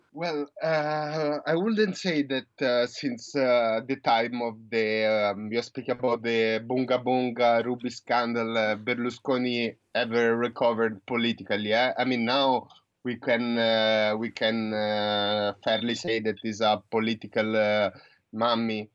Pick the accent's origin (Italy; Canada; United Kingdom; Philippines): Italy; moved away as an adult; now in New Zealand; I was born in Italy. I grew up in Italy